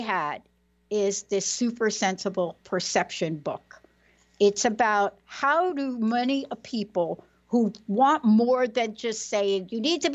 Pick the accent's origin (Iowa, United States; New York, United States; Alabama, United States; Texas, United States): New York, United States; New York City; I grew up in New York City